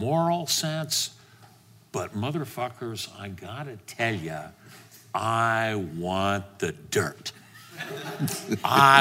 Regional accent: Los Angeles, California, United States; L.A., my hometown, America, my country

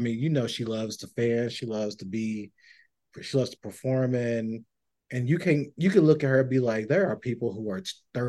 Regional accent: Tennessee, United States; I'm from Tennessee, from Swamp, all

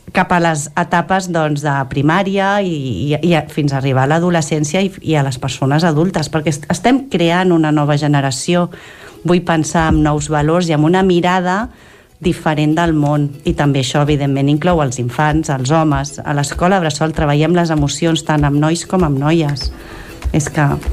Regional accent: Cànoves, Catalonia, Spain; jo també sóc filla de Cànoves

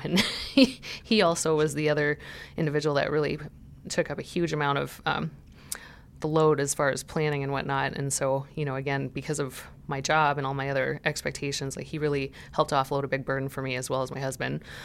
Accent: Montana, United States; moved away; I'm from Montana

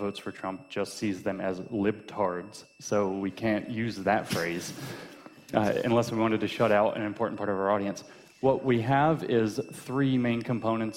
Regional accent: United States; I'm an American and I could just say I'm an American

